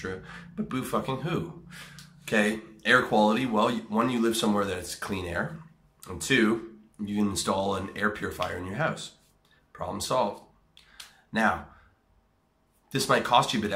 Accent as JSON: {"language": "English", "country": "Canada", "said": "I'm a Canadian"}